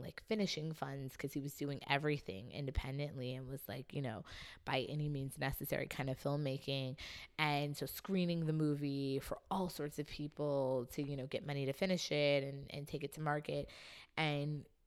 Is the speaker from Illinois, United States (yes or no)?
yes; Chicago, Illinois, United States; moved away; also born or lived in New York; I was raised in Chicago, but originally from New York